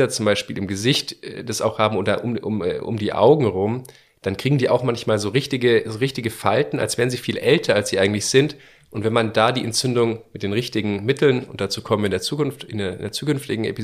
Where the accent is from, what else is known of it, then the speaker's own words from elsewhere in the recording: Bavaria, Germany; Genau, weil wir kommen aus Bayern